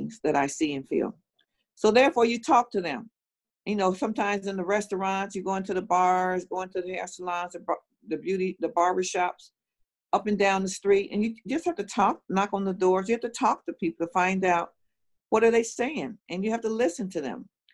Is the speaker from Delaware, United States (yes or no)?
no; Chicago, Illinois, United States; I was growing up in Robert Taylor Homes. My parents lived there, and they were raising 8 of us